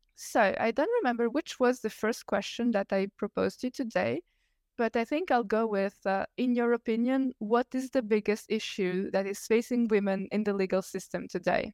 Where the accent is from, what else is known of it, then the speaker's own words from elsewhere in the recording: Italy; English is a second language; I'm Italian. I'm not an English speaker